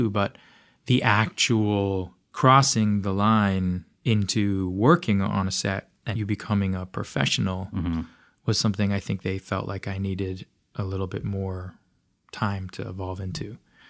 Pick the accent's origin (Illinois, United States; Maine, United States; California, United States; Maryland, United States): California, United States; Los Angeles; I grew up in Los Angeles